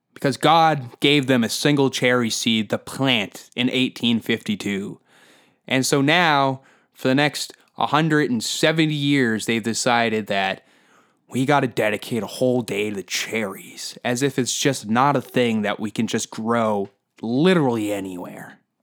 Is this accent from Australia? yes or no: no; Canada; Because that's where we are in Canadian culture.